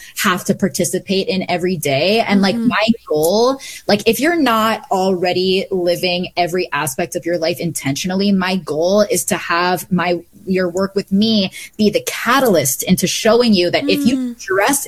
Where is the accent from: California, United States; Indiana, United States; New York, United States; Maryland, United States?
Maryland, United States; Bethesda; also born or lived in Canada; I grew up on the East Coast in Bethesda, Maryland